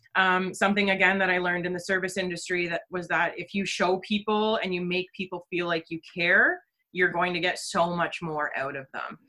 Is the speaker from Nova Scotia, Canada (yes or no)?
no; Orillia, Ontario, Canada; born and raised in Orillia, Ontario